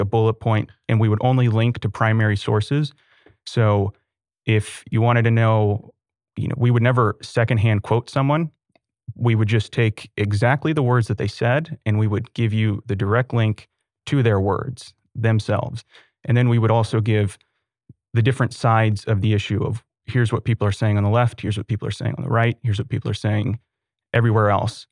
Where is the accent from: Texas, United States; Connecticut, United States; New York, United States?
Texas, United States; Sugar Land; also born or lived in Austin, Texas; I grew up in Sugarland